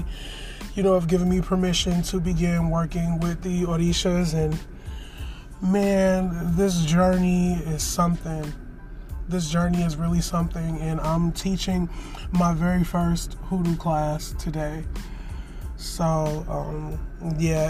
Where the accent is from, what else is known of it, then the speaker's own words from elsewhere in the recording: Detroit, Michigan, United States; I am a Detroit, Michigan native, born and bred in Detroit, have lived in Detroit my entire life